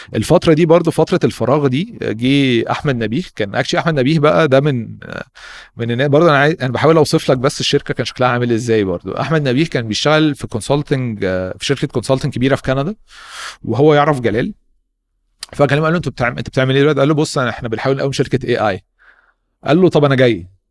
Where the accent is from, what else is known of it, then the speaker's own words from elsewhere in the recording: Egypt; احنا شباب مصري جامدين